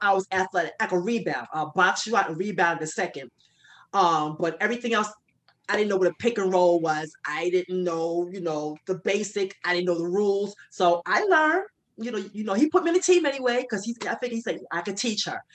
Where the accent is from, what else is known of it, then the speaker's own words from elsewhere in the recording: New York, United States; I'm from New York